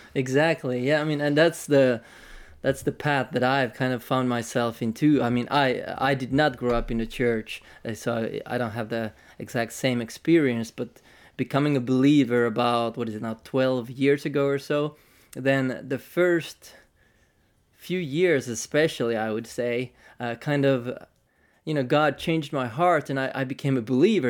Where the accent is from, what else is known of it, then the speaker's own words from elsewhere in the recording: Tampere, Pirkanmaa, Finland; maybe Central Finland, uh, Tampere, Finland, so from the north